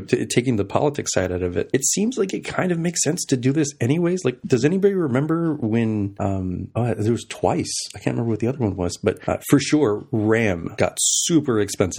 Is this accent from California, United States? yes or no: no; El Paso, Texas, United States; now in Seattle, United States; I'm from El Paso. In the great state of Texas.